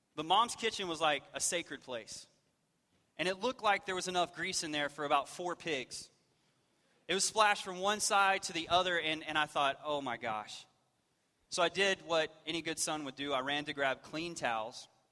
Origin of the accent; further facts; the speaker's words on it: West Texas, United States; I grew up in West Texas